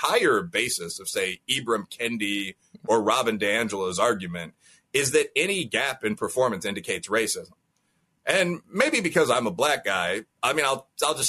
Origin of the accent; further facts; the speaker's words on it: Midwest, United States; as a Midwesterner